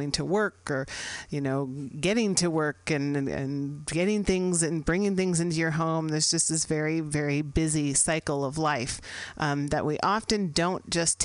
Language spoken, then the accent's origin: English; San Francisco, California, United States; I'm based here in San Francisco, which happens to be my hometown.